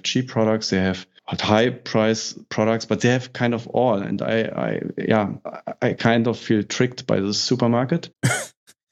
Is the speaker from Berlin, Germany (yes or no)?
yes; Berlin, Germany; in north of Germany, I'm coming from Berlin